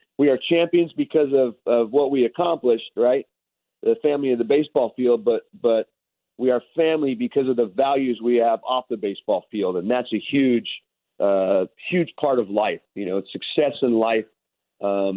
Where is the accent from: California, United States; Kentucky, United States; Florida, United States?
California, United States; Los Angeles; I come from a very large family, all born and raised in Venice Beach, California